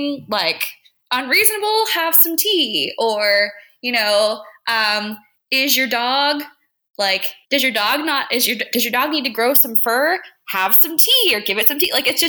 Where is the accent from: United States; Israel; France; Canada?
United States; Florida; also born or lived in Belfast; I'm from Florida too